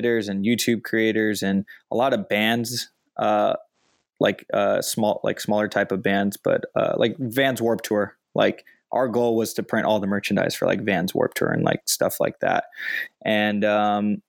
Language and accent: English; Chino Hills, California, United States; where I grew up in Chino Hills